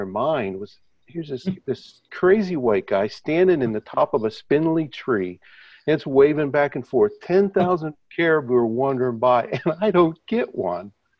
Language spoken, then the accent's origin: English; Midwest, United States; moved away as an adult; now in Canada; I'm from the Midwest in the States.